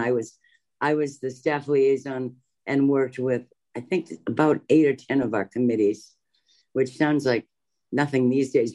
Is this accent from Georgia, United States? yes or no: no; Massachusetts, United States; born or raised there; moved away as an adult; also born or lived in Maryland